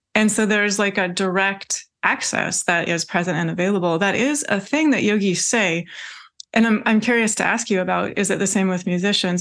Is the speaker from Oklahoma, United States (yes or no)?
no; Washington, United States; I was born in Washington State. I grew up in Washington State